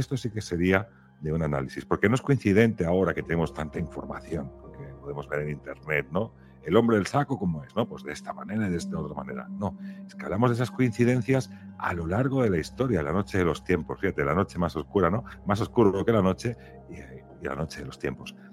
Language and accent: Spanish; Catalonia, Spain; now in Valladolid, Spain; viviendo ahora en Valladolid y siendo catalán